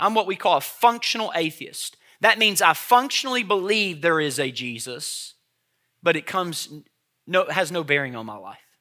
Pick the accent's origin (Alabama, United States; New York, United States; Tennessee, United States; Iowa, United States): Tennessee, United States; I grew up on Hamburger Helper in Tennessee